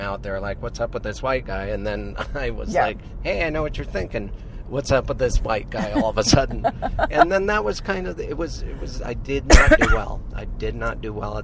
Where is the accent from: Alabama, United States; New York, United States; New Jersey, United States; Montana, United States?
Montana, United States; a childhood of going to every funeral in that town, in the government seat of the Flathead Nation